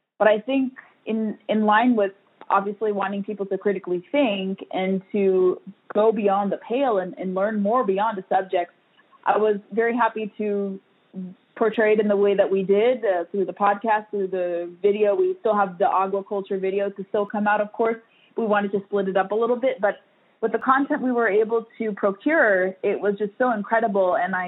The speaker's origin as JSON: {"language": "English", "region": "California", "country": "United States", "lives_now": "Virginia, United States", "said": "I've acclimated to Virginia from California. Everyone, I've been here for so long, people think I'm from Virginia now because I've become so well adjusted to the state."}